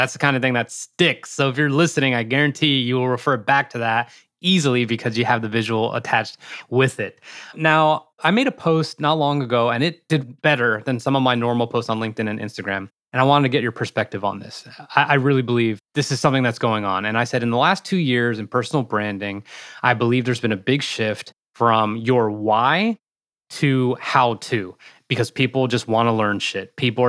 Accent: Morristown, New Jersey, United States; born or raised there

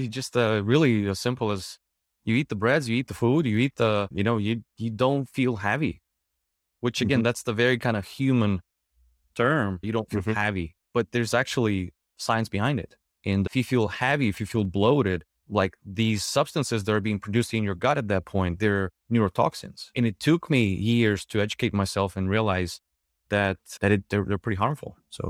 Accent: Ukraine; English is a second language; now in United States; So I came from Ukraine and I was looking for my foods.

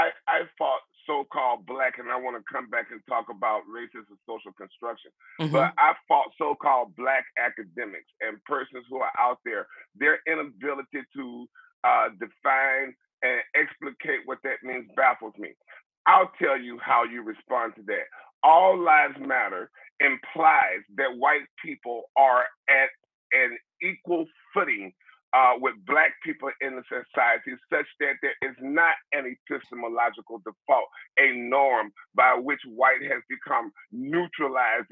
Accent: Mobile, Alabama, United States; now in Nebraska, United States; I was born and raised in Mobile, Alabama

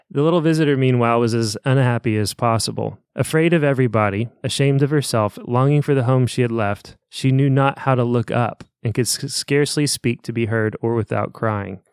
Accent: Evansville, Indiana, United States; I'm from Evansville. This is how we talk

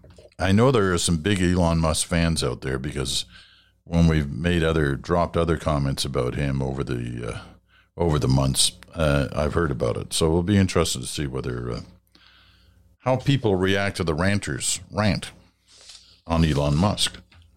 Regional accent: England, United Kingdom; born there; I was born in England.

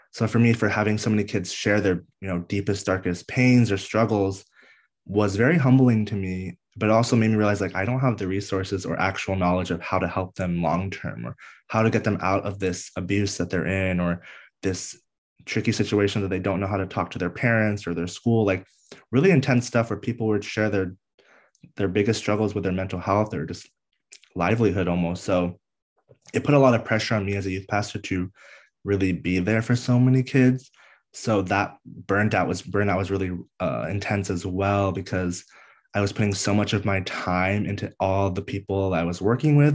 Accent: DC area, Northern Virginia, United States; I grew up on the East Coast of the United States in Northern Virginia, D C area, uh, born and raised there

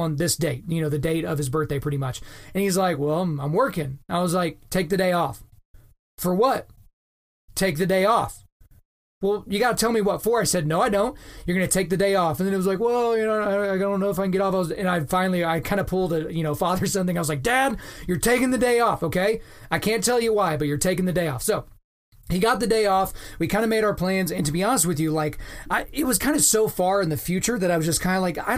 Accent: Lawton, Oklahoma, United States; moved away; it's my hometown

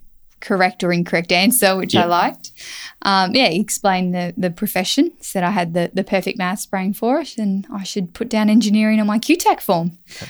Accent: Queensland, Australia; So growing up in North Queensland, where you're exposed to really the farming industry and agriculture

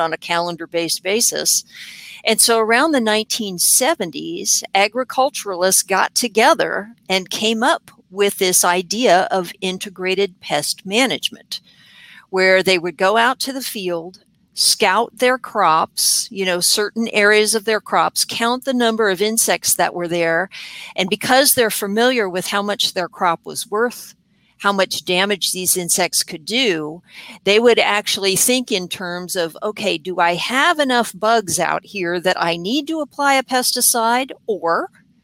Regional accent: San Diego, California, United States; moved away as an adult; also born or lived in Florida; now in Virginia, United States; I'm originally from San Diego, California

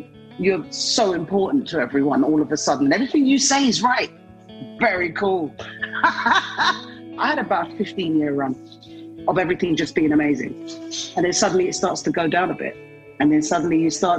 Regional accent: London, United Kingdom; I was born in London

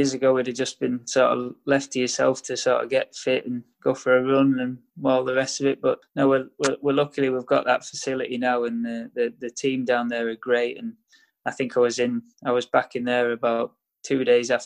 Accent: Wigan, North West England, United Kingdom; I'm from Wigan

